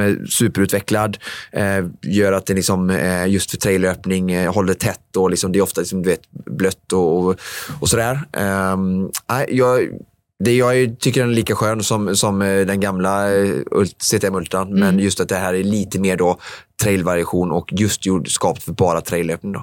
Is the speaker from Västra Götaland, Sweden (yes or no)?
yes; Vårgårda, Västra Götaland, Sweden; Vårgårda eh, eh, lopp som går där, eh, världscuptävlingen där jag kommer ifrån